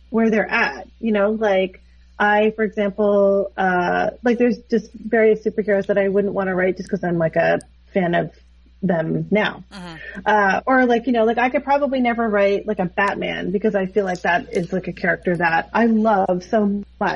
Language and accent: English; Toronto, Ontario, Canada; growing up in Toronto as an artist